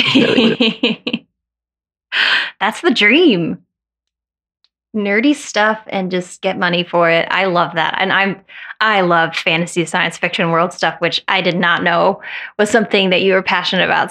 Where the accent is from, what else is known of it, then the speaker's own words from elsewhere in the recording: Colorado, United States; moved away; I grew up in Colorado.